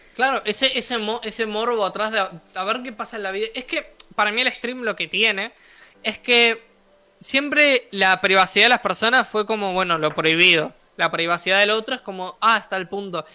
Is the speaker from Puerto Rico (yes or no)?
no; Uruguay; yo soy de Uruguay